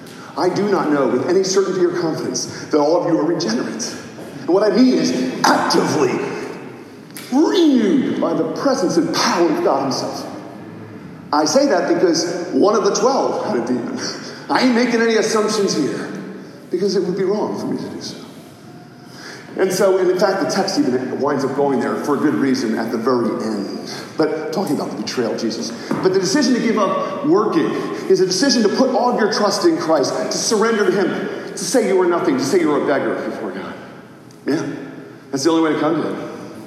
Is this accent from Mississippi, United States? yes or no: yes; Mississippi, United States; because when I was a child, growing up in Mississippi, he described how they would work in the fields during the day